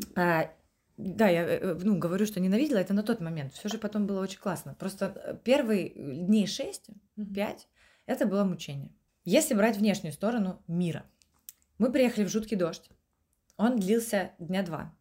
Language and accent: Russian; Estonia; moved away as an adult; also born or lived in London; now in Saint Petersburg, Russia; я из Эстонии, у меня европейский паспорт